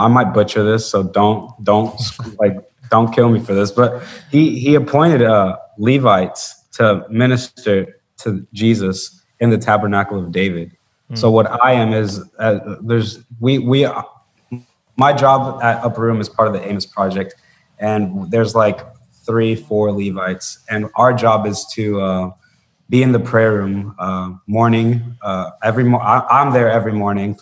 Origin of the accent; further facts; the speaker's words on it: Bogota, Colombia; I'm from Colombia, from Bogota, Colombia.